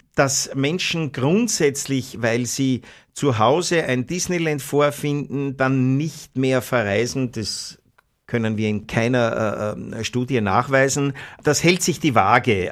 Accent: Vienna, Austria; wir als Wiener

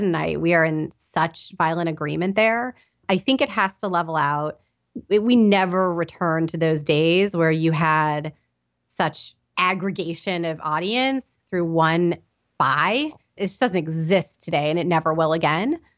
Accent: Indianapolis, Indiana, United States; moved away; I grew up in Indianapolis, Indiana

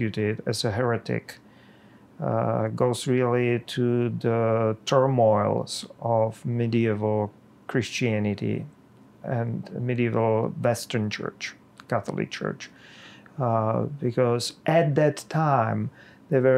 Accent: Czechia; now in United States; I am Czech

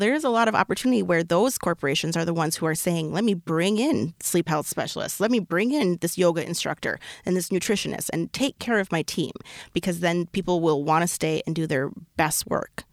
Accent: Minnesota, United States; I'm so Minnesotan.

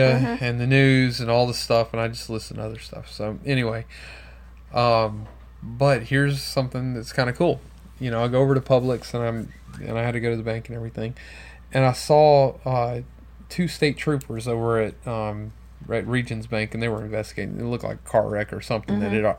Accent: Baton Rouge, Louisiana, United States; That's my hometown

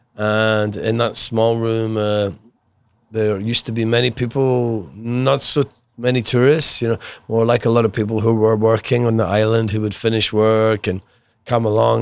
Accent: Glasgow, Scotland, United Kingdom; I was brought up in Glasgow

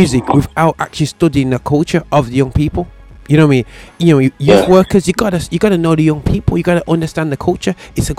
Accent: Birmingham, West Midlands, United Kingdom; over here in my hometown, Birmingham

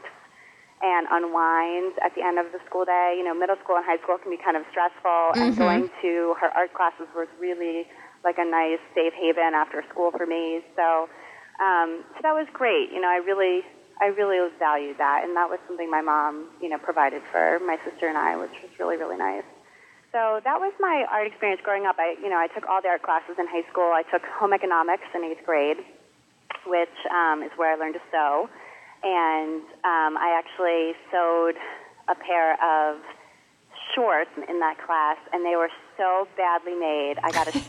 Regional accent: Potomac, Maryland, United States; now in Wellesley, United States; I grew up in Potomac, Maryland, which is a suburb of Washington, D.C.

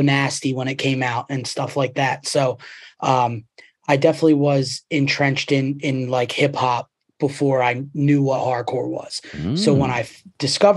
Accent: Boyertown, Pennsylvania, United States; also born or lived in Philadelphia; I grew up in Boyertown, which is 5 minutes away from Pottstown

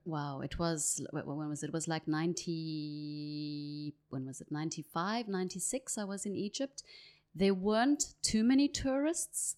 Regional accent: Johannesburg, Gauteng, South Africa; accent: South African; moved away; I grew up in Johannesburg

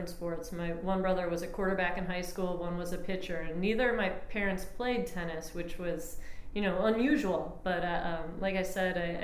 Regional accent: Long Grove, Illinois, United States; moved away as an adult; I grew up in Long Grove, Illinois, so the Midwest

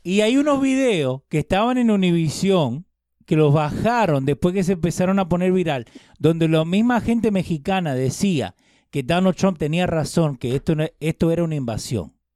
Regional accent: Argentina; now in United States

